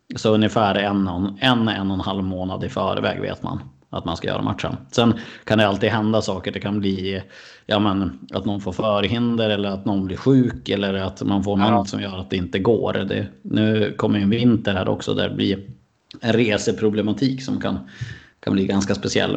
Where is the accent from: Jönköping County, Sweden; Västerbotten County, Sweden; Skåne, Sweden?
Västerbotten County, Sweden; Skellefteå; also born or lived in Umeå; Jag är född i Skellefteå och så flyttade jag dit mm. 2010 för att, för att plugga